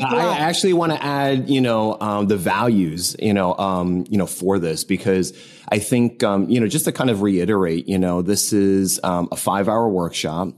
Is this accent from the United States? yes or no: yes; New Jersey, United States; now in Southern California, United States; I am originally from New Jersey. I'm based in Southern California.